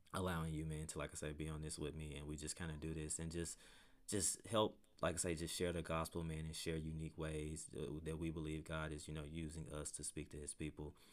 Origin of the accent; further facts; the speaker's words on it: Pine Bluff, Arkansas, United States; moved away as an adult; now in Conway, United States; my, my hometown is Palm Bluff, Arkansas.